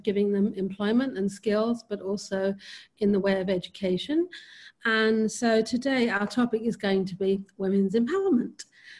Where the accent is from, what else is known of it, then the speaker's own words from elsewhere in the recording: United Kingdom; now in Rishikesh, India; speaking from Rishikesh, which is North India at the foothills of the Himalayas. Born and brought up in the UK